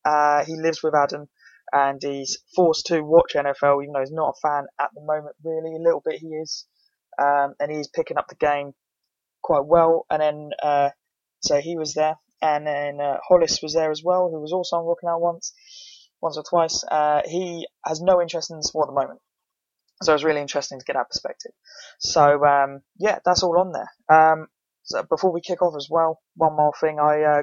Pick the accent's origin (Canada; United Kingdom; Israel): United Kingdom; England; because I mean, we're all British and it's getting popular